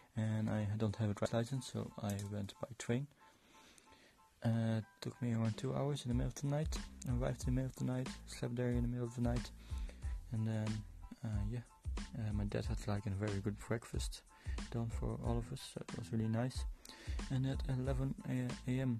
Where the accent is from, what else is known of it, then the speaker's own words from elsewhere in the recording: Netherlands; moved away as an adult; also born or lived in Poland; now in Dublin, Ireland; I am from the Netherlands, but I live in Ireland, in Dublin